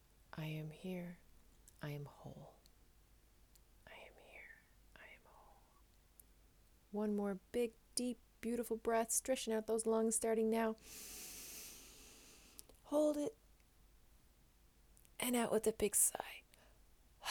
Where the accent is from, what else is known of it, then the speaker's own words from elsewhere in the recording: Newfoundland and Labrador, Canada; moved away as an adult; now in Netherlands; I am a Newfoundlander, a Canadian as well, of course, coming to you from a city just south of Amsterdam in the Netherlands